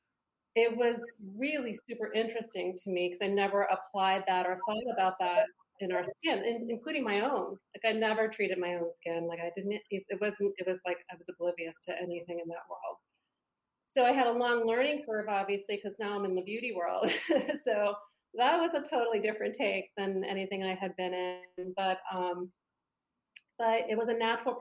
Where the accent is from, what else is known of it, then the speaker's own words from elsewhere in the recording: East Coast, United States; I grew up on the East Coast